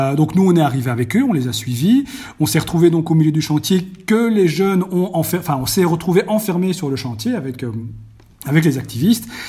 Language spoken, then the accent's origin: French; Belgium; chez nous en Belgique